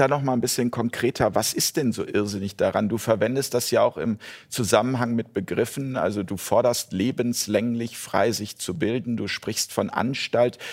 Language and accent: German; Hamburg, Germany; aus meiner Heimatstadt äh, Hamburg